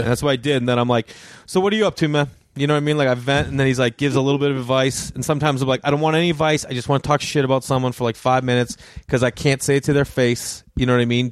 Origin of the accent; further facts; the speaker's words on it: Boston, Massachusetts, United States; accent: Boston; a Boston accent, because that's where I'm from